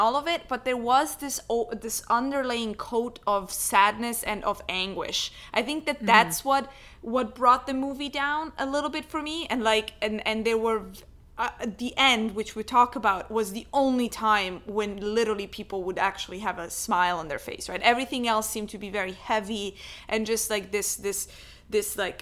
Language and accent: English; Ticino, Switzerland; moved away; I grew up in the Italian part of Switzerland